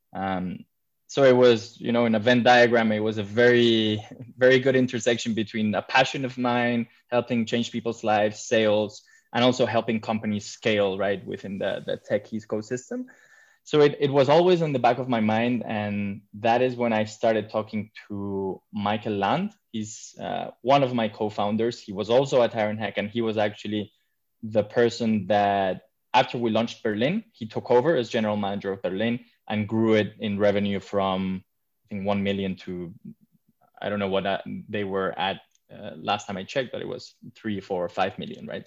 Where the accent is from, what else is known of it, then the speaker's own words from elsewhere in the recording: Madrid, Community of Madrid, Spain; moved away as an adult; also born or lived in London; I come from Madrid, but I've been living abroad for the past 10 years. I just recently moved back to my hometown